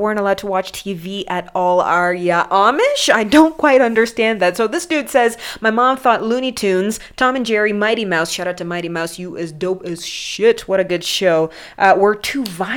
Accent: Mombasa, Mombasa County, Kenya; I grew up in Mombasa

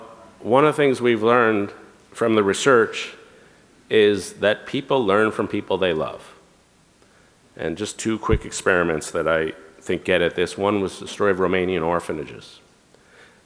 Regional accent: United States; I am an American man

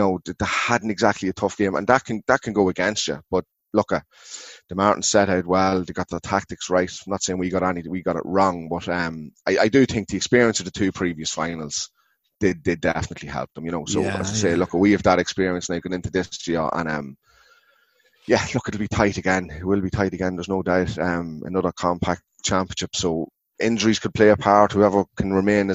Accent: Ardee, County Louth, Ireland; I'm from Ardee, Clawhead

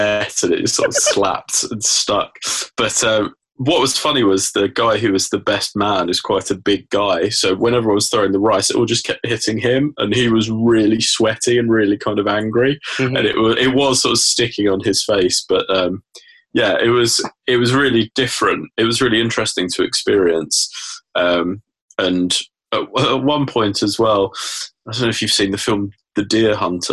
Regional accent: England, United Kingdom; I'm an Englishman abroad

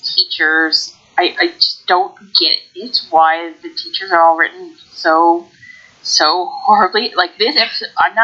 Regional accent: Canada; I'm from Canada

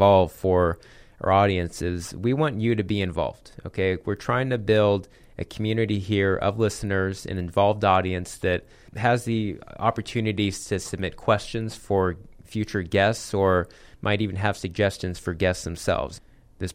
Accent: Phoenix, Arizona, United States; So I'm an Arizona native. I grew up here in Ahwatukee, kind of in the East Valley here in Phoenix.

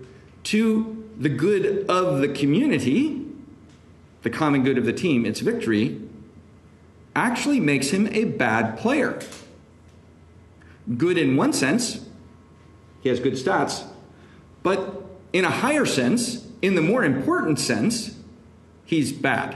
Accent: Seattle, Washington, United States; now in Washington, D.C., United States; I'm originally from Seattle

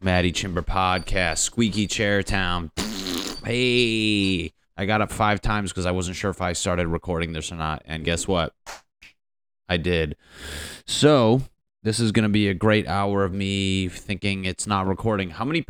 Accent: New England, United States; but I'm from the Northeast, like Connecticut, Boston, like New England.

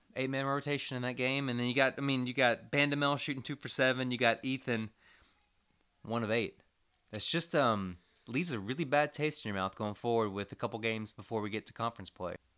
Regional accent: Commerce, Texas, United States; I grew up in Commerce, Texas

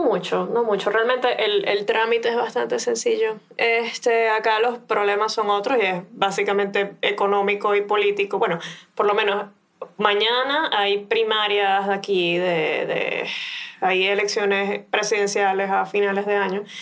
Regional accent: Maracaibo, Zulia, Venezuela; now in Buenos Aires, Argentina; nosotros somos maracuchos

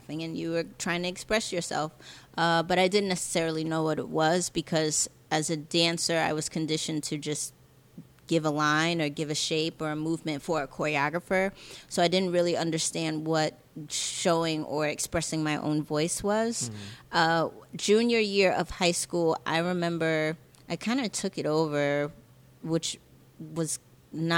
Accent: New York City, New York, United States; I'm originally from Jamaica, Queens.

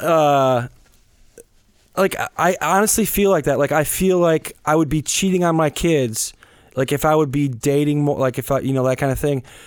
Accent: Wisconsin, United States; moved away as an adult; as a kid growing up in the Midwest

